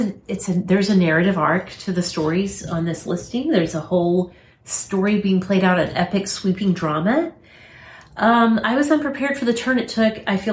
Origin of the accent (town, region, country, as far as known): United States; born or raised there